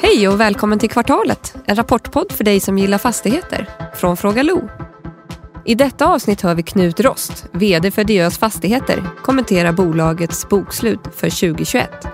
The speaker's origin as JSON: {"language": "Swedish", "town": "Östersund", "region": "Jämtland", "country": "Sweden", "tie": "born or raised there", "said": "Östersund, alltså där, min hemstad och där vi har vårt huvudkontor"}